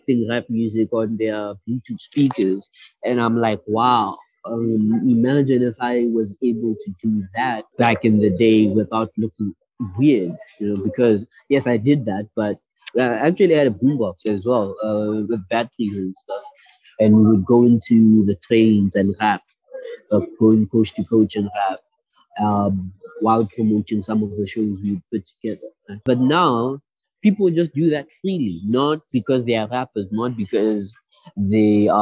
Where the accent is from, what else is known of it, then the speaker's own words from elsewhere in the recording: Pretoria, Gauteng, South Africa; first language Sesotho; English is a second language; from Pretoria, South Africa